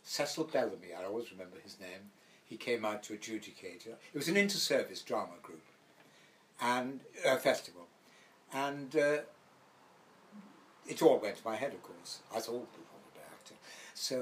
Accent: Wales, United Kingdom; also born or lived in Gibraltar; I'm a Welshman, and I left school at 16

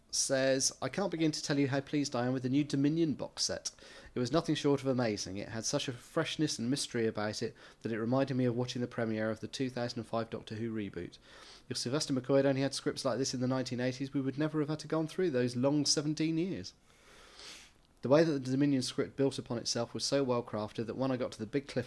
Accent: Australia; anyway, I'm from Australia, where Colin Baker is too at the moment.

